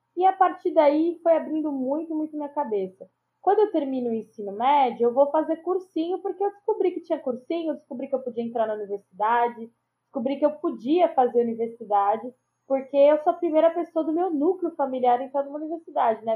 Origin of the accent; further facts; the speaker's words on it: São Paulo, Brazil; aqui em Pirituba. É na Vila Zarte, o bairro onde eu nasci, criei sou, e moro, né? Sou moradora até hoje